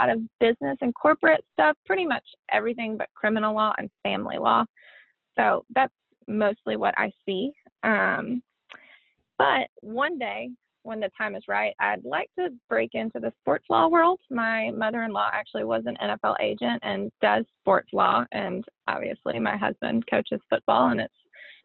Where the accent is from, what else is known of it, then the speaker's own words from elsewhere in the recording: Birmingham, Alabama, United States; also born or lived in Nashville, Tennessee; I grew up in Birmingham, Alabama. I lived there pretty much my whole life, minus a short stint in Nashville